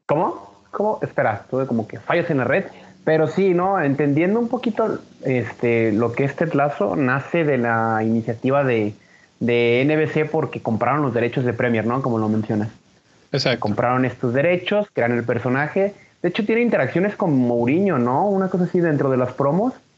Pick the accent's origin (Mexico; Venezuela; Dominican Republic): Mexico; Guadalajara, Jalisco; la ciudad de donde yo soy